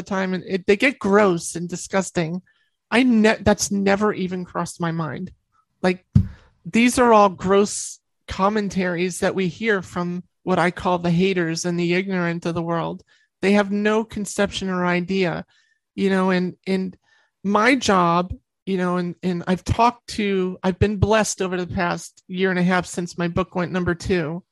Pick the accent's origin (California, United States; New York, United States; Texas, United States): New York, United States; I'm from New York.